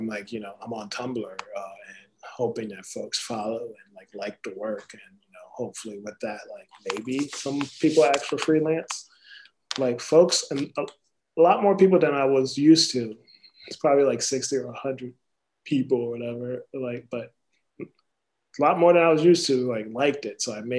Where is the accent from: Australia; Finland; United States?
United States; East Coast; moved away as an adult; also born or lived in Philadelphia, Pennsylvania / San Jose, California; I'm from the East Coast. Like I was living around North Philly at the time, but then I moved to San Jose